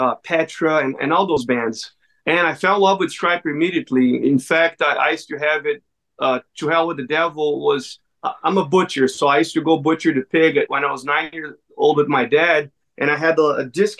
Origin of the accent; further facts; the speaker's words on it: Brazil; moved away; I'm originally from Brazil